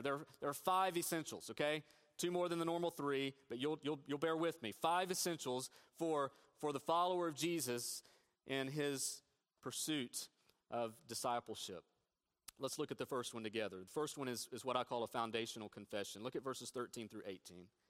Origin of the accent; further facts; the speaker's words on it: Northeast Tennessee, United States; moved away; I grew up in Northeast Tennessee